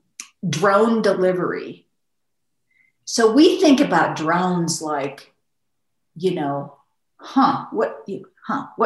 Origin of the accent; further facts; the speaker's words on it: Midwest, United States; I'm from the Midwest.